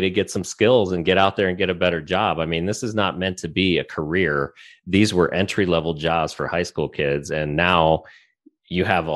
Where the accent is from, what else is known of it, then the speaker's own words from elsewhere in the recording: Texas, United States; also born or lived in Ohio; I'm originally from Ohio and I grew up in Texas